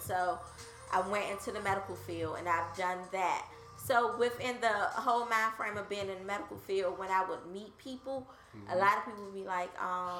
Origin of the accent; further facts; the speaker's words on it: Washington, District of Columbia, United States; I'm a native Washingtonian, born right. and raised Northwest DC.